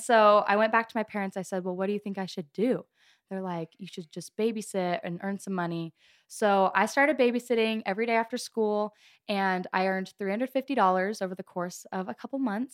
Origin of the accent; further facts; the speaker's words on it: Gilbert, Arizona, United States; I am from Gilbert, Arizona